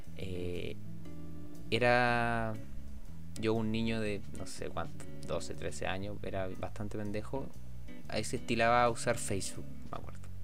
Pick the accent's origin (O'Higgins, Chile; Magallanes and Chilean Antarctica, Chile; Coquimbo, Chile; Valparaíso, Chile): O'Higgins, Chile; Rancagua; moved away as an adult; also born or lived in Santiago; nosotros somos de Rancagua y estudiamos en Santiago